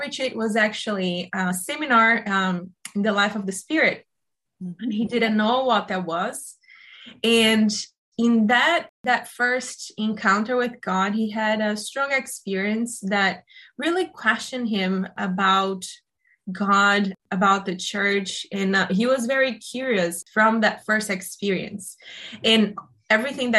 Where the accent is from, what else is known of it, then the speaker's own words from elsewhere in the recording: Brazil; moved away as an adult; also born or lived in Italy; now in Boston, United States; I am Brazilian. I grew up in Brazil.